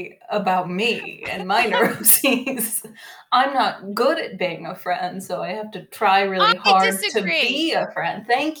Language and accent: English; near Seattle, Washington, United States; moved away; I grew up near Seattle in the States